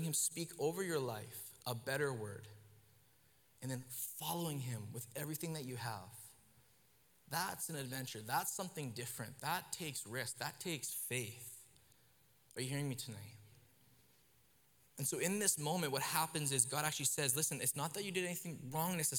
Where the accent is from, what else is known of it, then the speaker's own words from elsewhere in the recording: Kelowna, British Columbia, Canada; where I grew up in Kelowna